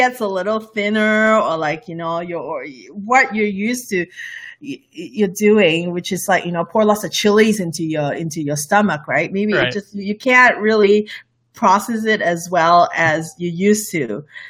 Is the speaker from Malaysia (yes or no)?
yes; Malaysia; English is a second language; I love spicy food. Malaysia food is all about spicy food. I grew up around Indian food and Malay food and Indonesian food.